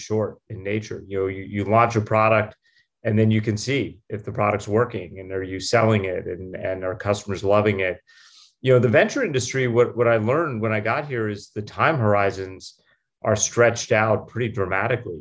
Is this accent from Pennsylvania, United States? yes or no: yes; Pittsburgh, Pennsylvania, United States; moved away as an adult; also born or lived in Stanford, California; I grew up in Pittsburgh, Pennsylvania. My parents were immigrants, and I moved there when I was a year old